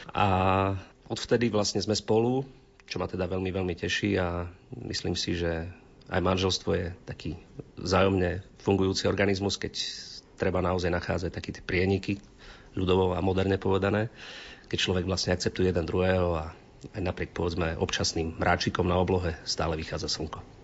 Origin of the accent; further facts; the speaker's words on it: Krásna Lúka, Prešov Region, Slovakia; ja som z Krásnej Luky